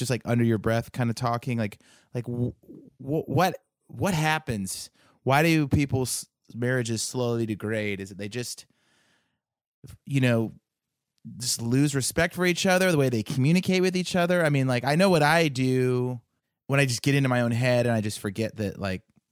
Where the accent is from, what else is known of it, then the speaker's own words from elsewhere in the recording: California, United States; I married a girl from the South and I grew up in California